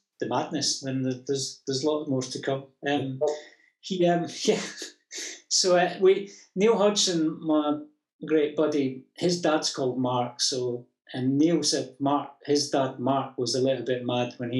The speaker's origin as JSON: {"language": "English", "region": "Scotland", "country": "United Kingdom", "said": "being a Scot"}